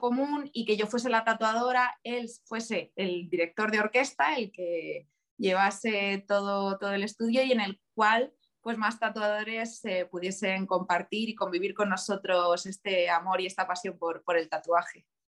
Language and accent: Spanish; Leganés, Community of Madrid, Spain; also born or lived in Valencia / Cáceres; yo soy de Leganés